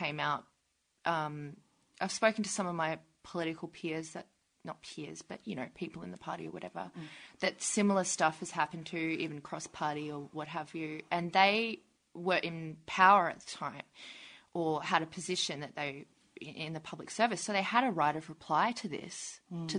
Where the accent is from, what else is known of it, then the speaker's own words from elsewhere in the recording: North Queensland, Australia; I'm from Queensland.